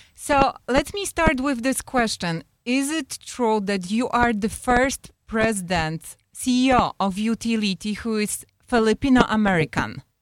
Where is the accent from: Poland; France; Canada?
Poland; now in United States; we are immigrants from Poland